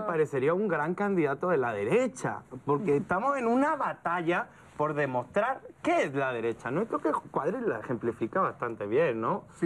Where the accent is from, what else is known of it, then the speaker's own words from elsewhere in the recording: Andalusia, Spain; moved away as an adult; now in Mexico; yo vengo de la parte que creo que es más interesante de España, que es el sur. Yo soy andaluz.